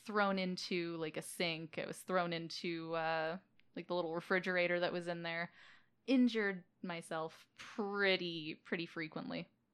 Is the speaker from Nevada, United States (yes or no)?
yes; Las Vegas, Nevada, United States; I was born and raised in Las Vegas